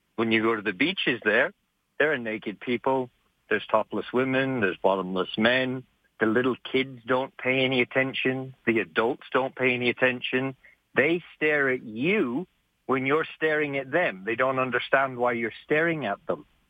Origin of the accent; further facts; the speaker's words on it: Calgary, Alberta, Canada; I grew up right here in Calgary. I was born and raised here